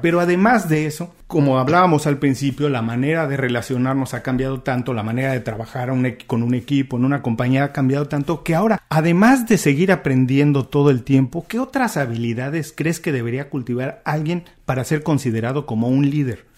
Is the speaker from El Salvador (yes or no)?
no; Mexico; now in Miami, United States; yo soy mexicano, vivo en Estados Unidos, en Miami